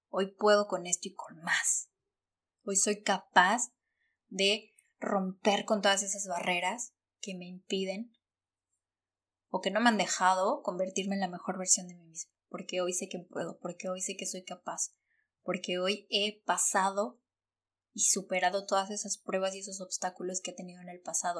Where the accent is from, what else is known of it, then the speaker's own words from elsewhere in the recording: Mexico; moved away as an adult; yo salí corriendo de México